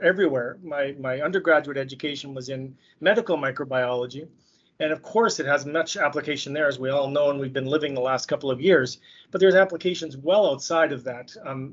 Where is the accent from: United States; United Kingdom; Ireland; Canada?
Canada; Saskatoon, Saskatchewan; also born or lived in Montreal / France / Winnipeg; I was born and raised in Saskatoon, Saskatchewan, where I currently live.